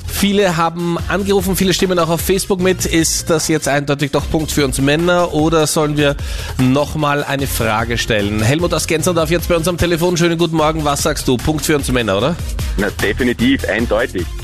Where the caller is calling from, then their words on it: Oberhöflein, Lower Austria, Austria; Also ich bin aus Oberhöflein.